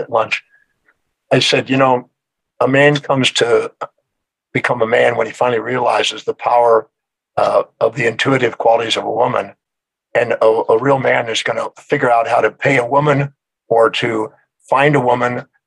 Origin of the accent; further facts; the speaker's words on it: Houston, Texas, United States; I'm originally from Houston, Texas